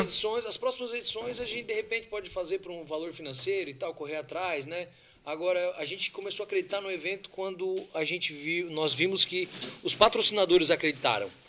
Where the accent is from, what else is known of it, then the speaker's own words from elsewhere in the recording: Siderópolis, Santa Catarina, Brazil; é a minha raiz, né? Eu nasci em Siderópolis